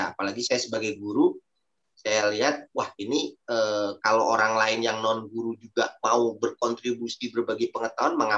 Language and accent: Indonesian; Bogor, West Java, Indonesia; saya salah satunya dengan rekan saya dari Bogor juga